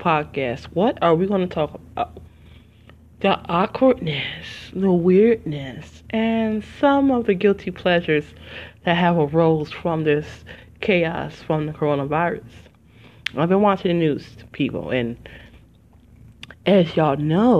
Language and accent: English; Detroit, Michigan, United States; moved away; also born or lived in Philadelphia, Pennsylvania; I'm originally from Detroit, Michigan, but I have not lived there in 20 years